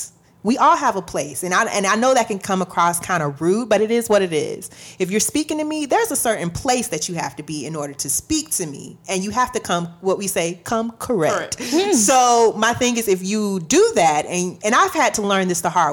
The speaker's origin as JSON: {"language": "English", "region": "Florida", "country": "United States", "said": "I'm technically from the South, whatever, but I'm from Florida."}